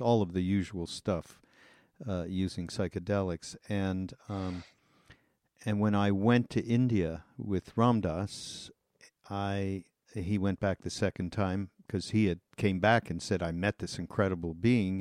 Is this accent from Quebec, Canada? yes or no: yes; Montreal, Quebec, Canada; also born or lived in Los Angeles, United States; now in Asheville, United States; I'm Canadian. I'm from Montreal, although I've spent a large part of my life here in the states